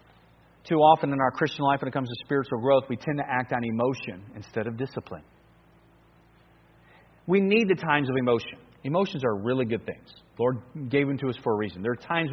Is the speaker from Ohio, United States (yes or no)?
yes; Cleveland, Ohio, United States; moved away as an adult; also born or lived in New Guinea; me growing up in Cleveland